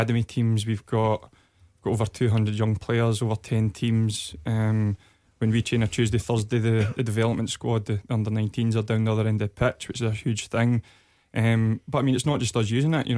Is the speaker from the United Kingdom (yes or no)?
yes; Dumfries, Scotland, United Kingdom; I'm from Dumfries originally, and I played with Queen of South through the ranks